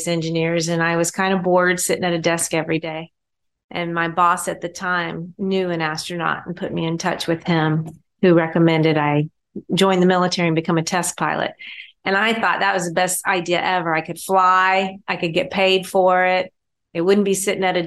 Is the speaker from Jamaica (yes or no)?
no; Augusta, Georgia, United States; I grew up in Augusta, Georgia